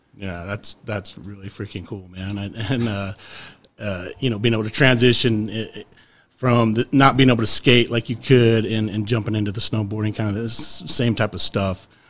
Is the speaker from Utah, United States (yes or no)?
yes; Utah, United States; I grew up in Utah